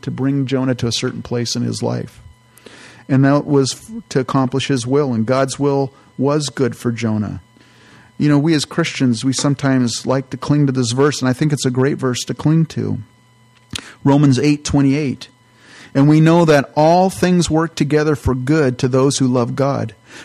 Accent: California, United States; I grew up in California

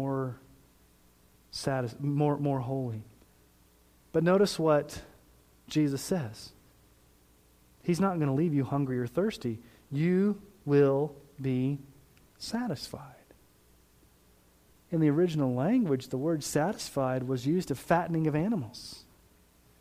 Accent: Colorado Springs, Colorado, United States; now in Sterling, United States; I grew up in Colorado Springs.

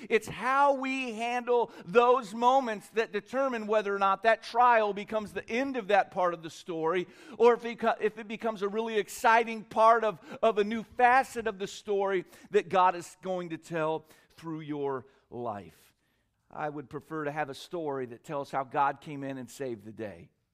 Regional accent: California, United States; moved away as an adult; also born or lived in Korea / Tennessee; I lived in Korea for a while as a child, but I was born in California, raised most of the time in California

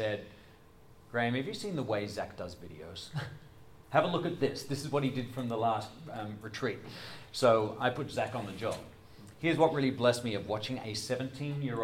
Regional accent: Adelaide, South Australia, Australia; moved away as an adult; also born or lived in Doylestown, Pennsylvania; now in United States; I'm from Adelaide

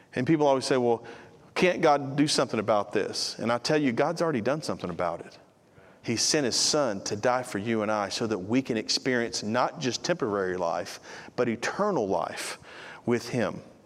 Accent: United States; We're an American

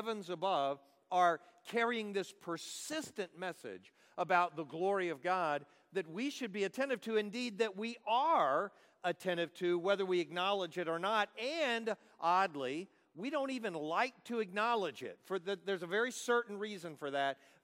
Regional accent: Dallas, Texas, United States; I'm from Dallas. I live in Dallas, Texas

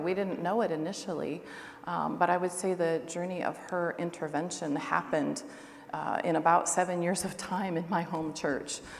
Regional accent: Seattle, Washington, United States; moved away as an adult; also born or lived in Siberia; now in Russia; I'm actually originally from Seattle. My family's about an hour north of Seattle and about an hour south of the Canadian border

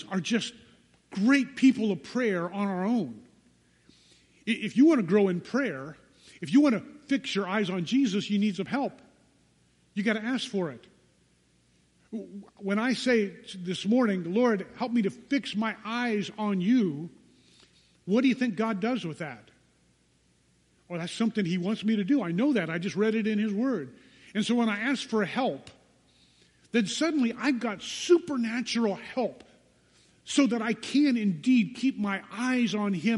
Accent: United States; American Christians

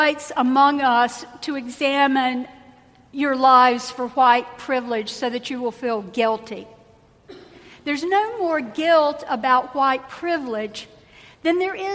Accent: the South, United States; I grew up in the South.

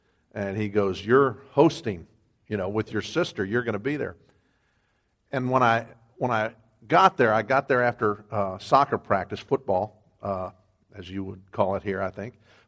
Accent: Cheyenne, Wyoming, United States; born there; I was born in Wyoming. If you don't know U.S. geography, it's kind of western and northern. It's a square state, and it's a big, big place.

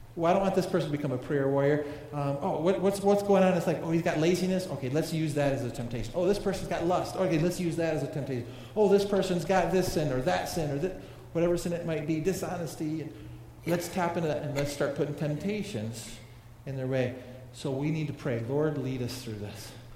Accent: United States

